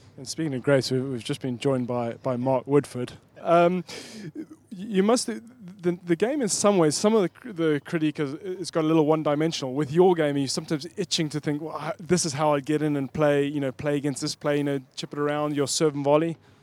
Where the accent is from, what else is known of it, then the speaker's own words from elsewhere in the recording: Zimbabwe; growing up in Zimbabwe, we got one tennis match a year on TV, and it was the Wimbledon final